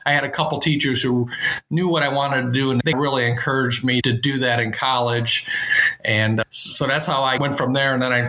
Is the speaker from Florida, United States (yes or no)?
no; Chicago, Illinois, United States; now in Bloomington, United States; we grew up in the Chicago area.